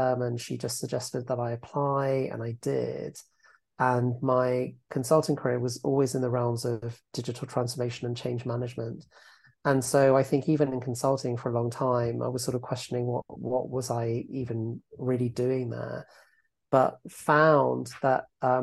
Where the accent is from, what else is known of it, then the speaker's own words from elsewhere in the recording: Epsom, South East England, United Kingdom; moved away as an adult; also born or lived in Manhattan, New York; So I am now based back in my hometown of Epsom in Surrey, which is just outside London, probably about 20 miles. This is where I wasn't born here, but I grew up here